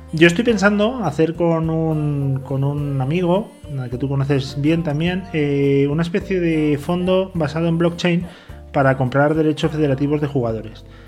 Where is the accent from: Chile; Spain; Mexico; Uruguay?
Spain; yo soy muy español, muy latino